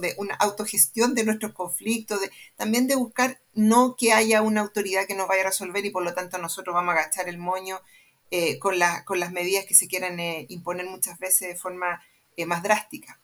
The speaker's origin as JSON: {"language": "Spanish", "town": "Santiago", "region": "Santiago Metropolitan", "country": "Chile", "tie": "born or raised there", "said": "estudié en el Manuel de Salas"}